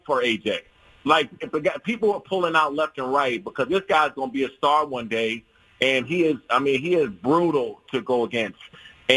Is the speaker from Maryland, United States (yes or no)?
yes; Prince George's County, DMV area, Maryland, United States; I grew up in the Prince George's County and DMV area where the boxing was prevalent